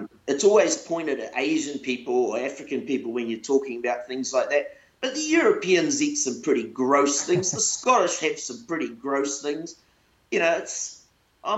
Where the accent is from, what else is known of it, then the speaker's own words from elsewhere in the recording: New Zealand; I was born into a poor home, but I was born in New Zealand.